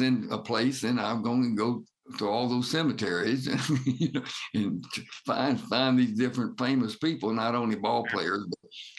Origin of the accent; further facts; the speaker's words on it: Birmingham, Alabama, United States; Birmingham, in my hometown, where my parents are buried